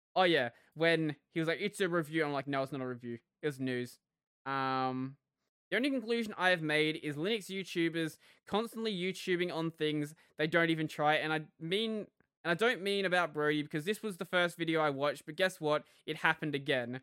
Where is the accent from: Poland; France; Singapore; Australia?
Australia